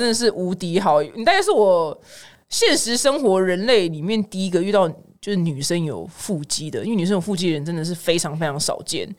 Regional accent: Sichuan, China; 我是四川人吧，因为四川人超爱吃就是生辣椒

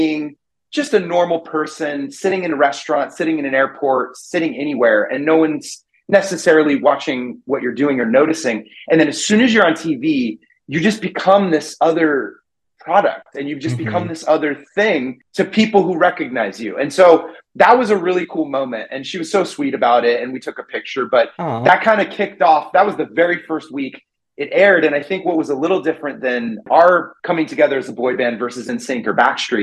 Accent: Redding, California, United States; moved away as an adult; I grew up in a really small town in Northern California. It's about 3 hours north of San Francisco. It's called Redding

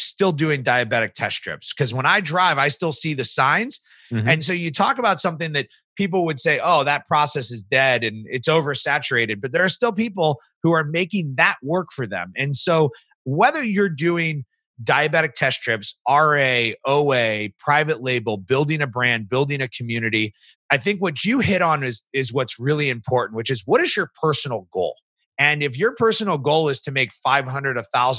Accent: St. Louis, Missouri, United States; I was from St. Louis

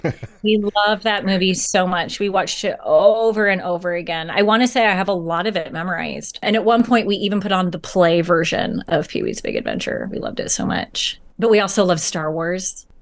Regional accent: Portland, Oregon, United States; also born or lived in Beaverton, Oregon / Lake Oswego, Oregon; I grew up in Portland, Oregon.

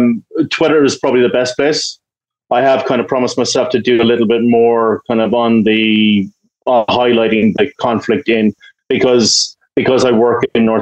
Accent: Ireland; I'm Irish, you know, we have a long history of peacekeeping and stuff like

